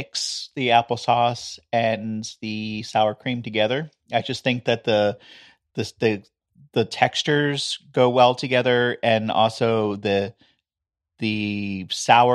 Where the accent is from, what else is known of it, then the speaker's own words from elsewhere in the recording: New York, United States; In my family, we're from New York